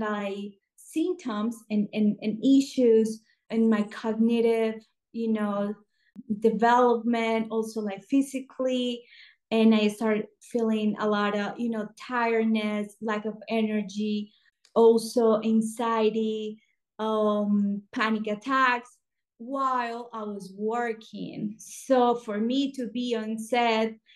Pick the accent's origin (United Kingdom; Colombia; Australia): Colombia; moved away as an adult; also born or lived in Los Angeles, United States; I'm original from Colombia, South America